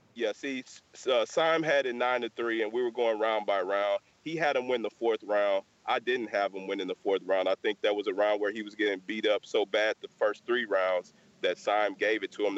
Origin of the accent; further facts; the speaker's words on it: Texas, United States; we're from Texas.